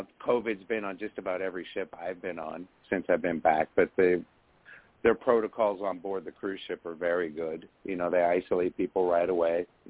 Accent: Lake Tahoe, California, United States; I grew up in Lake Tahoe, California, which is a small casino town in the woods, really

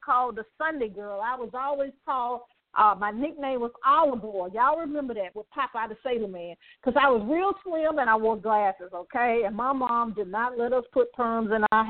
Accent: Birmingham, Alabama, United States; I did grow up in poverty in Birmingham, Alabama

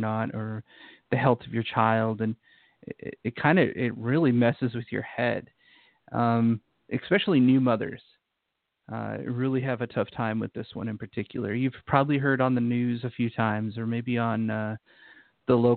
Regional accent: Utah, United States; moved away; I used to live in Utah. I grew up in Utah

